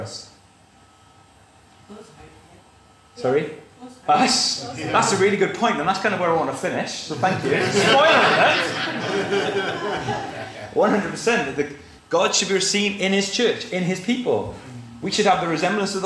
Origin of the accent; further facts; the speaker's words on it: South Wales, United Kingdom; I grew up in South Wales, and I could look across at the Brecon Beacons